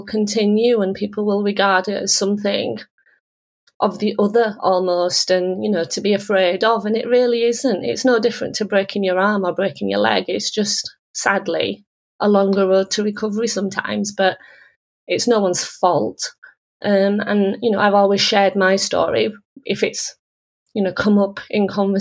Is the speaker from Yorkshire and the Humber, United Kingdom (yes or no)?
yes; Huddersfield, Yorkshire and the Humber, United Kingdom; also born or lived in Manchester; My parents moved to Huddersfield in the late 1960s, and my father worked in various jobs after the mill. He worked as a security guard, worked on the buses, and eventually bed borrowed and stole, not literally, money to start a small business here in Huddersfield